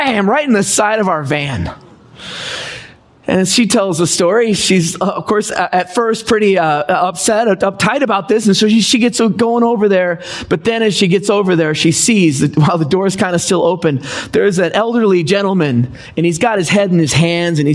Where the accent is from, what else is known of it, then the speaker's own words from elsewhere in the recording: Seattle area, Washington, United States; moved away as an adult; also born or lived in Los Angeles, California; Don and I, we grew up in Washington State. Grew in the Seattle area